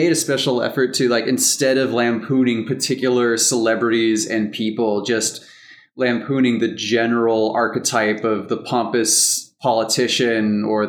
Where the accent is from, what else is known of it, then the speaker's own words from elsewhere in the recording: United States; as an American, very young kid